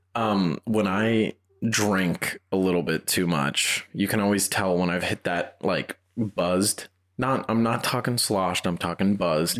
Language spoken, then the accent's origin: English; United States; accent: East Coast; moved away; I grew up just outside of New York